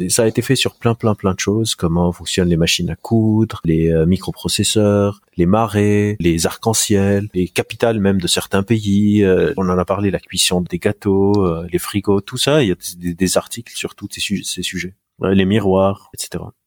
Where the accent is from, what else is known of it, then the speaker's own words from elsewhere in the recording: Lebanon; also born or lived in Beirut; J'ai grandi au Liban. Je suis libanais euh, d'origine.